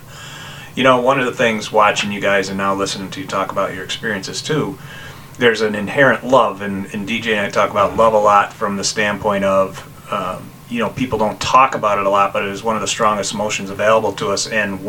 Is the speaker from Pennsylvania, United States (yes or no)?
no; Hilton, New York, United States; we didn't have the same team culture when I was growing up in Hilton